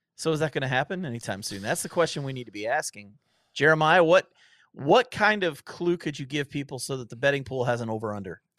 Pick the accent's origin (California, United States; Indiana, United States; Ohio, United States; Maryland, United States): Ohio, United States; I grew up in Ohio